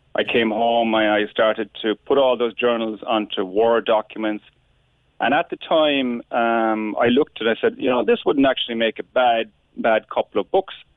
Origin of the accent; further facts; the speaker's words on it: West Cork, Munster, Ireland; growing up in West Cork